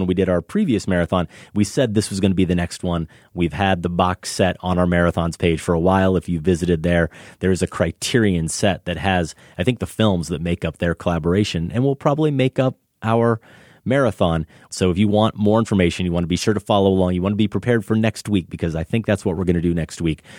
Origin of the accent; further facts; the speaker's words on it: United States; I'm American